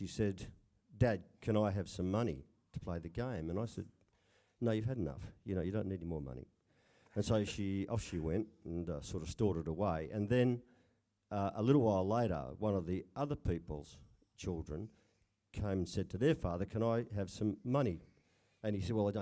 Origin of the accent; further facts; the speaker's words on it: Geraldton, Western Australia, Australia; also born or lived in Fremantle / Palmyra; I was born in Fremantle, and first 8 or 9 years was in a little house on Stock Road in Palmyra. First schooling was in Palmyra Primary School, and then we moved to Geraldton.